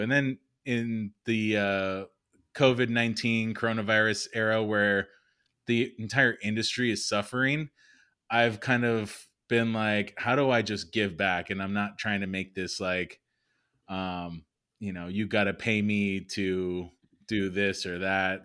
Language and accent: English; Los Angeles, California, United States; also born or lived in San Diego; I'm born and raised in the San Fernando Valley, so Valley boy